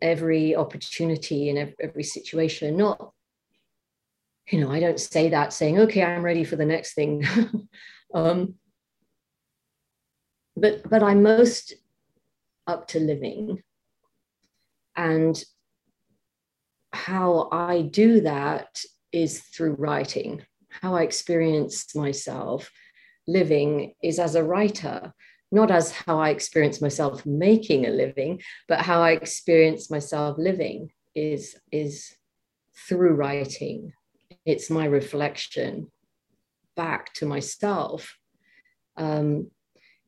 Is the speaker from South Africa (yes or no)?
no; England, United Kingdom; moved away as an adult; now in United States; I'm moving back to England.